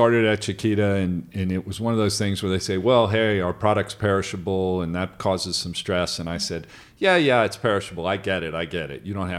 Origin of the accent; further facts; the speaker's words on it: Cincinnati, Ohio, United States; So I grew up in Cincinnati, Ohio.